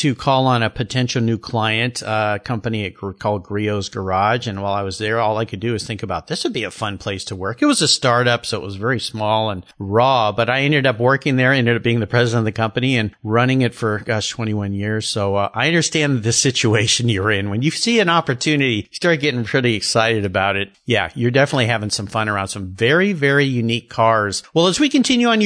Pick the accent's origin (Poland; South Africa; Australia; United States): United States; Southern California; I grew up in Southern California where I was out in the ocean a lot.